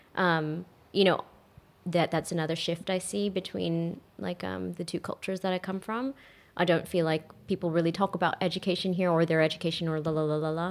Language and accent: English; Texas, United States; moved away as an adult; now in Australia; growing up in Texas